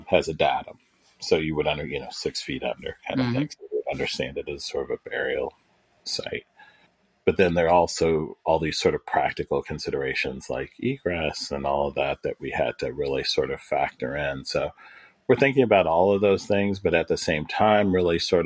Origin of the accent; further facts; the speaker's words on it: Williamsburg, Virginia, United States; I'm from Williamsburg, Virginia